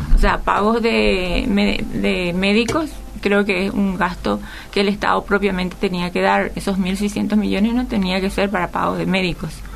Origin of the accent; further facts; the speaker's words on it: Paraguay; estamos viviendo y sintiendo todos los paraguayos